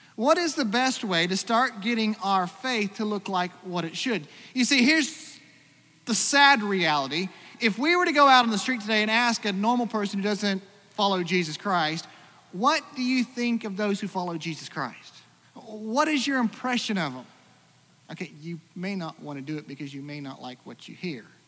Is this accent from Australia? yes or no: yes; Australia; moved away; also born or lived in Iowa; for most of my growing up, I grew up in Australia